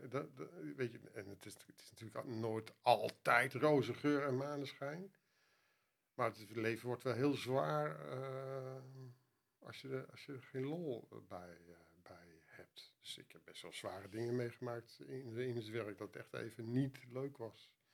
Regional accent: Netherlands; als Nederlander

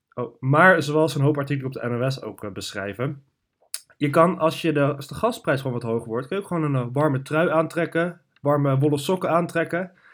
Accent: Netherlands; wij als Nederlanders

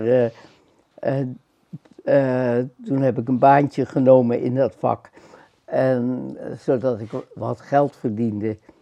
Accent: Amsterdam, North Holland, Netherlands; also born or lived in Schagen; Een Amsterdams hongerleiertje.

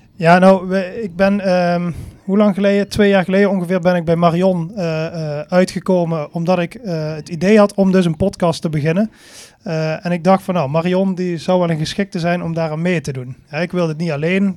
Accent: Venray, Limburg, Netherlands; Ik kom uit Venray. Dat is niet zo heel ver hier vandaan.

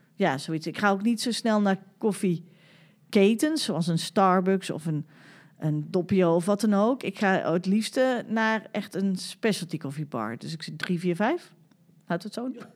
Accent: Utrecht, Netherlands; wij komen uit Utrecht

